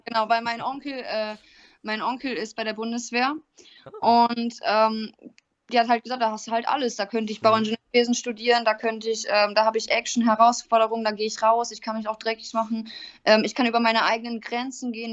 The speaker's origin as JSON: {"language": "German", "region": "North Rhine-Westphalia", "country": "Germany", "moved": "yes", "lives_now": "Ingolstadt, Germany", "said": "ich komme ursprünglich aus Nordrhein-Westfalen"}